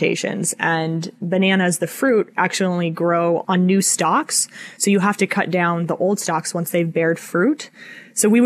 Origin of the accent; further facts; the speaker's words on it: Colorado, United States; moved away; also born or lived in Montana / Wyoming; I'm from Colorado originally.